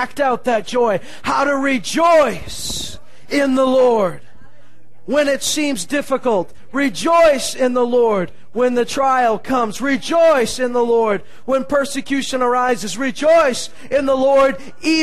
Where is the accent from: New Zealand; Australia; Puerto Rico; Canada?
Canada; as Canadians we can be somewhat calm in how we act